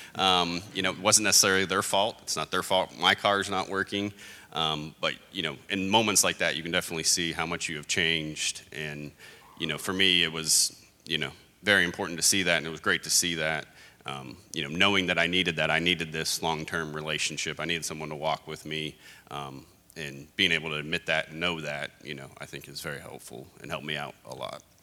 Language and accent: English; Hobbs, New Mexico, United States; moved away; I grew up in Hobbs, New Mexico, where I was stuck there for 10 years